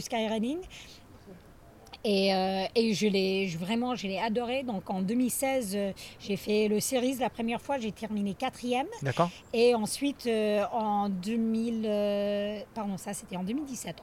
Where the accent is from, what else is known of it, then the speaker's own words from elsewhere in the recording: northeastern United States, United States; French is a second language; moved away as an adult; also born or lived in Grenoble, France; now in Chamonix, France; Donc je viens euh, du nord-est des États-Unis, je dis souvent en haut à droite